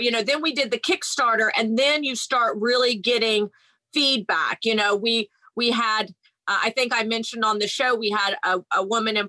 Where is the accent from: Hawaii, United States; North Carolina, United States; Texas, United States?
Texas, United States; Houston; moved away; I'm from Houston, Texas